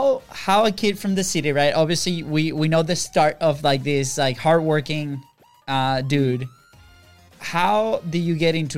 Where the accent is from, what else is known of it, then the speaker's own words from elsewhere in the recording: Venezuela; first language Spanish; English is a second language; moved away as an adult; we're from Venezuela